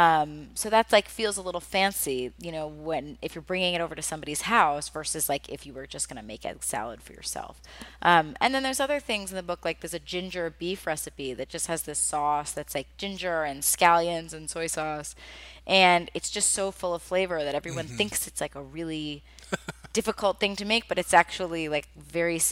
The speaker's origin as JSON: {"language": "English", "town": "Charleston", "region": "South Carolina", "country": "United States", "tie": "born or raised there", "also_born_or_lived": "Scotland / Paris / Mumbai", "moved": "as an adult", "lives_now": "New York, United States", "said": "I grew up in Charleston, which now is a big foodie destination."}